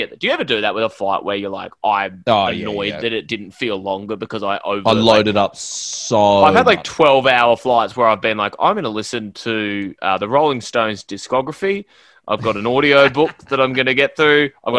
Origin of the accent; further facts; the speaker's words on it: Brisbane, Queensland, Australia; ourselves growing up in Camp Hill